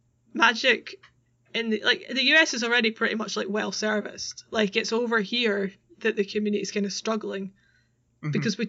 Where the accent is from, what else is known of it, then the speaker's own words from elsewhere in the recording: Scotland, United Kingdom; we're very Scottish.